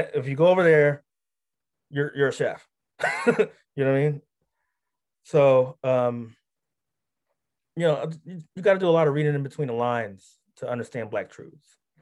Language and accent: English; Philadelphia, Pennsylvania, United States; moved away as an adult; also born or lived in New York; I grew up in Philly